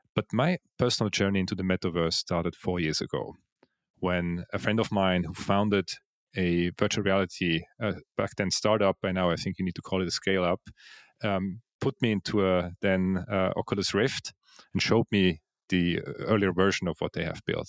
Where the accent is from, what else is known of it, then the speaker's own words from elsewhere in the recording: Switzerland; moved away as an adult; also born or lived in Zug, Switzerland; now in Vienna, Austria; So I was born in Switzerland. Uh, I was actually born in the crypto valley of Zug, yeah.